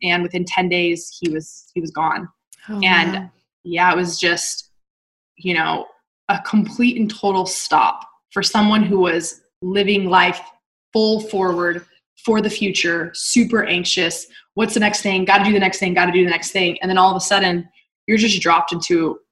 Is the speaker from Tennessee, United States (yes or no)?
no; Texas, United States; moved away as an adult; also born or lived in Dallas / Utah; Dallas wasn't my hometown when I was living there, but Texas as a whole